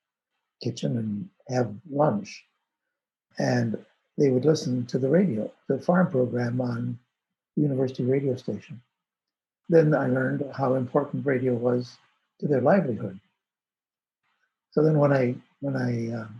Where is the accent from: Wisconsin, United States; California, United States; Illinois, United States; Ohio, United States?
Wisconsin, United States; Madison; I grew up in the Midwest in Madison, Wisconsin